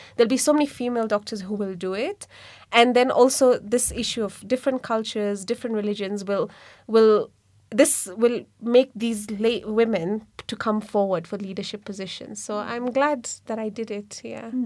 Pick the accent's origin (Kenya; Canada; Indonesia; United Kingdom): Kenya; also born or lived in India; I'm born and brought up in Kenya